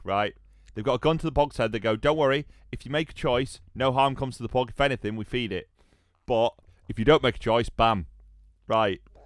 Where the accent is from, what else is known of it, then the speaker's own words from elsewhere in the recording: United Kingdom; I'm British